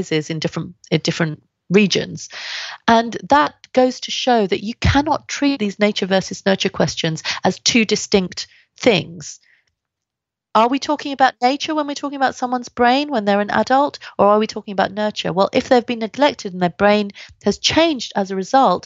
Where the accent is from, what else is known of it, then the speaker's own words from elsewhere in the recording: London, United Kingdom; also born or lived in India; I grew up in London, Southeast London, which was particularly racist